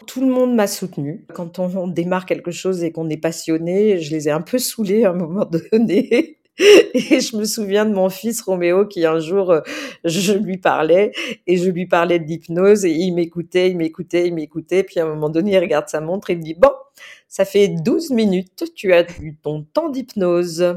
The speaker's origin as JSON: {"language": "French", "area": "the South", "region": "south of France", "country": "France", "tie": "born or raised there", "also_born_or_lived": "Marseille", "moved": "yes", "lives_now": "Paris, France", "said": "je viens du Sud, j'ai grandi là-bas"}